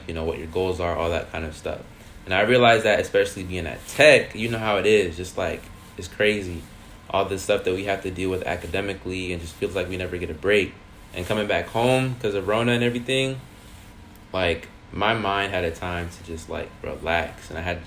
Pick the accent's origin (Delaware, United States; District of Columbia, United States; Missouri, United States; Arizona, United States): Delaware, United States; moved away as an adult; also born or lived in Georgia / New York; living in Delaware and growing up in Delaware